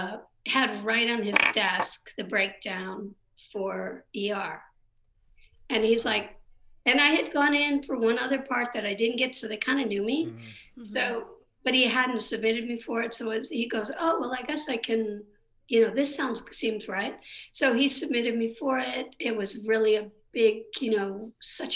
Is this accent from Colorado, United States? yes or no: no; Michigan, United States; moved away as an adult; also born or lived in Chicago / New York; now in Los Angeles, United States; I grew up in Michigan and I never had any, like, knew anybody in the business or anything